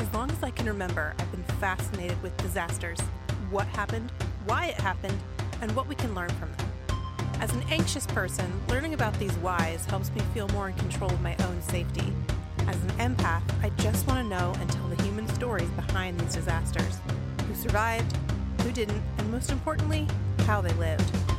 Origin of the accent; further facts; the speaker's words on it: Dayton, Ohio, United States; my hometown Air Force Base, Wright Patterson Air Force Base in Dayton, Ohio.